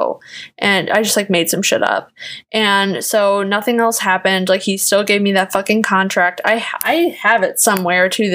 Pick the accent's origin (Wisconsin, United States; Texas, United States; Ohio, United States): Wisconsin, United States; Kenosha; moved away as an adult; now in Chicago, United States; I was from Kenosha